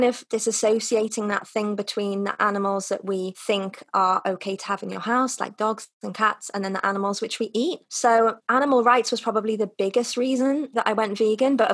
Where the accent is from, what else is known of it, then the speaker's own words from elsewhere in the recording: North Wales, United Kingdom; moved away as an adult; also born or lived in China / Russia; now in Madrid, Spain; I'm originally from North Wales, but I've spent what's well, about nine years now living abroad. I've lived in China, Russia, and now in Madrid